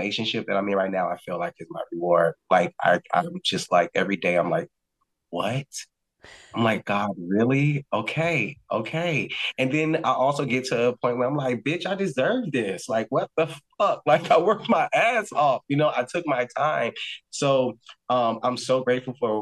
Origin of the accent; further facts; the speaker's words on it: Miami, Florida, United States; moved away as an adult; also born or lived in New York; my hometown